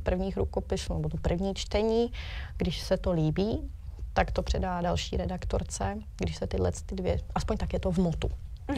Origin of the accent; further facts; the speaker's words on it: Příbram area, Central Bohemian Region, Czechia; jsem tady odseď